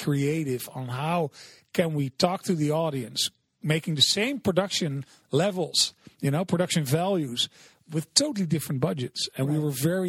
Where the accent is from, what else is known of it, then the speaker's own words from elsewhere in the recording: The Hague, South Holland, Netherlands; English is a second language; moved away as an adult; now in Los Angeles, United States; I grew up in The Hague, which is about 30 miles out from Amsterdam